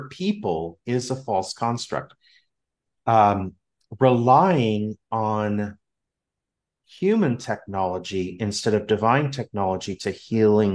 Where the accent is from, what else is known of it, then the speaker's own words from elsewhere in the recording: Southern California, United States; I'm from Southern California